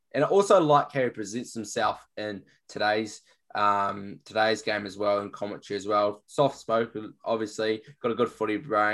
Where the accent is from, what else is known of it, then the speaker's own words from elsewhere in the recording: New Zealand; being a Kiwi as well